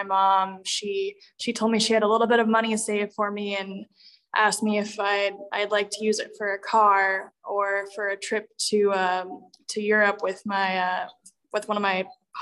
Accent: Florida, United States; I grew up in Florida

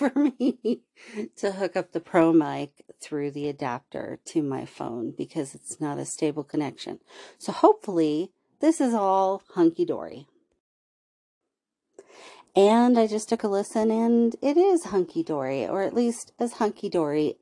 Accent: California, United States; accent: Valley Girl; I grew up in California

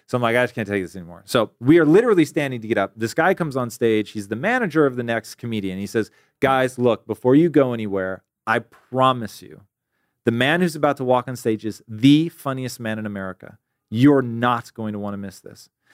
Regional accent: Tacoma, Washington, United States; moved away; I am originally from Tacoma, Washington.

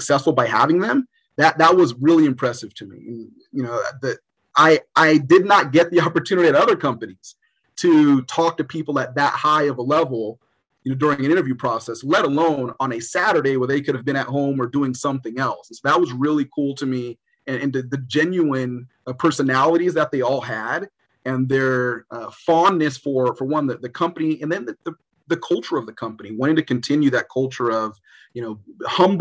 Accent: Los Angeles, California, United States; I grew up in Los Angeles. I wanted to stay in Los Angeles.

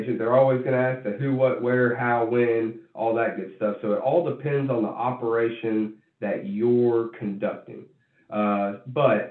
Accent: Birmingham, Alabama, United States; I'm from Birmingham, Alabama

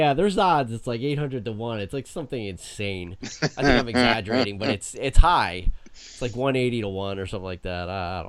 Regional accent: New Jersey, United States; we're from Jersey.

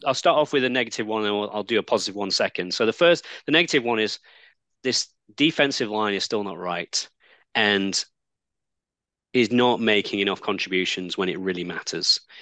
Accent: Manchester, North West England, United Kingdom; I grew up in Manchester

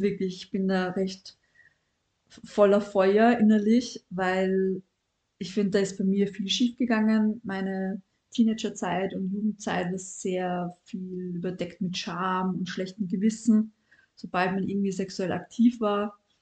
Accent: Vienna, Austria; Ich bin in Wien aufgewachsen

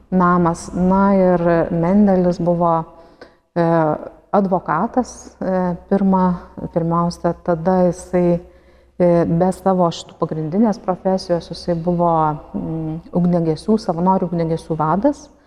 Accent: Lithuania; mes lietuviai dabar gal tik neseniai atrandame būtent savo giminės šaknis

